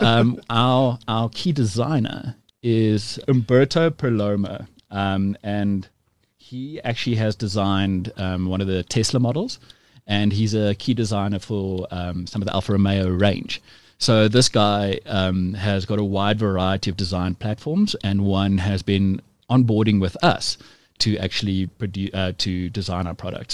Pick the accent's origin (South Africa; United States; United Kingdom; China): South Africa; we're all South African